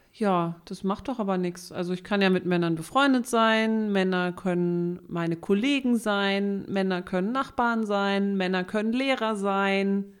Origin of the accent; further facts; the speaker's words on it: Southern Germany, Germany; accent: southern German; meinen süddeutschen Akzent